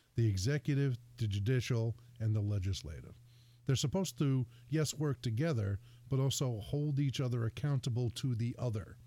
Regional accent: New Jersey, United States; also born or lived in Connecticut; now in Bristol, Connecticut, United States; I was born and raised in Jersey

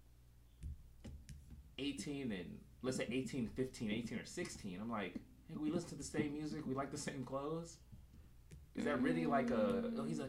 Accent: Los Angeles, California, United States; From Los Angeles, born and raised

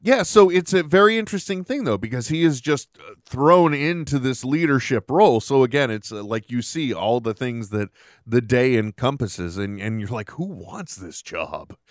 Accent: United States; an American citizen

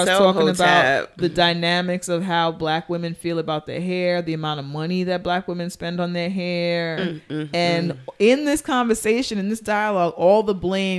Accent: New York City, New York, United States; we are New Yorkers

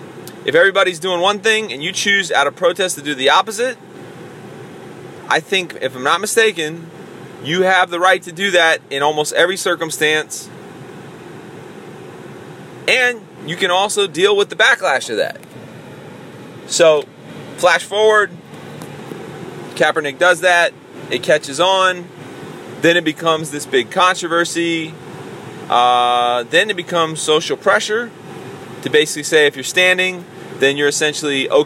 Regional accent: United States; as an American

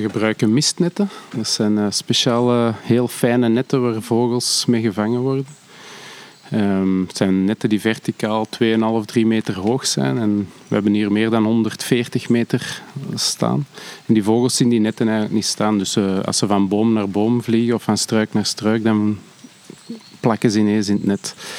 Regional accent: Antwerp, Flanders, Belgium; ik ben van Antwerpen

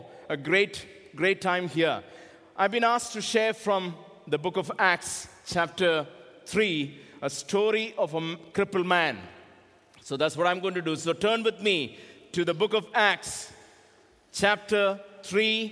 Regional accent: India; I am from India

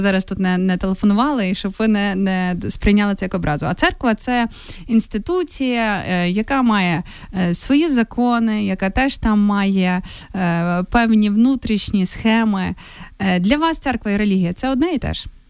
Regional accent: Novoyavorivsk, Lviv Oblast, Ukraine; мого рідного Новояворівська

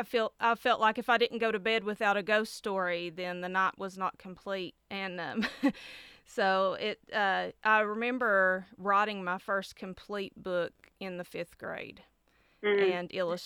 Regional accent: Appalachia, United States; the only way I can answer them is to describe myself as Appalachian.

